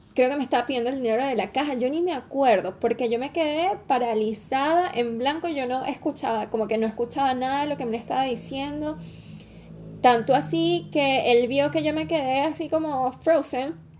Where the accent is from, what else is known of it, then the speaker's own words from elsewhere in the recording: Venezuela; now in Chile; como venezolana no estoy acostumbrada a los temblores todavía